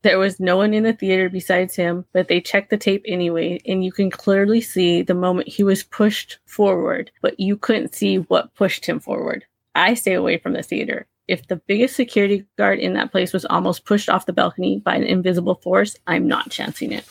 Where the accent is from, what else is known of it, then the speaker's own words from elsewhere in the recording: Southern California, United States; I'm from Southern California